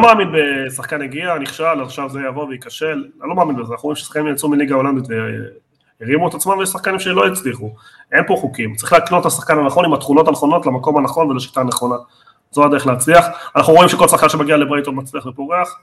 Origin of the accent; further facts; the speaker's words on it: Argentina; בתור ארגנטינאי אני